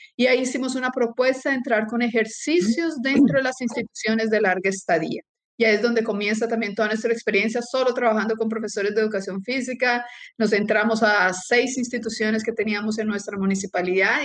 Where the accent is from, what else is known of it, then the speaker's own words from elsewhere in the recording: Colombia; moved away as an adult; also born or lived in Brazil; now in Chile; Soy colombiana, nací en Colombia, estudié medicina en Colombia, después me fui a Brasil, tengo la nacionalidad brasilera y hace siete años estoy viviendo en Chile.